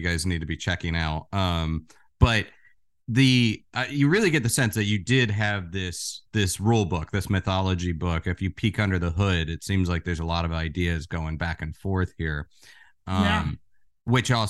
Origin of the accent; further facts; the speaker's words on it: Florida, United States; now in New York City, United States; I'm originally from Florida. I live in New York City